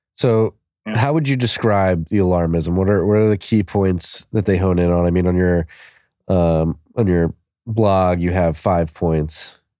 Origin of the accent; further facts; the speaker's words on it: Philadelphia, Pennsylvania, United States; I'm from Philadelphia, we had four seasons every year.